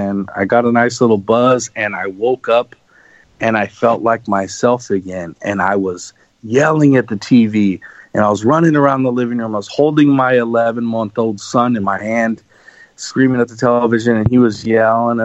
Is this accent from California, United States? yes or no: yes; Los Angeles, California, United States; growing up in Los Angeles my whole life